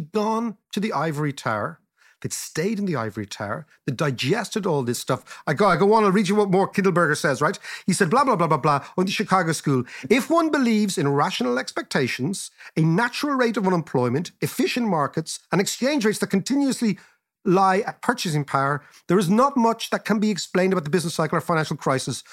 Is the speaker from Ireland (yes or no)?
yes; Ireland